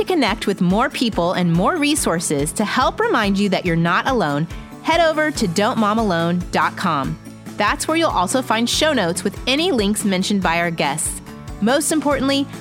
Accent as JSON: {"language": "English", "town": "Indianapolis", "region": "Indiana", "country": "United States", "tie": "born or raised there", "said": "That's my hometown"}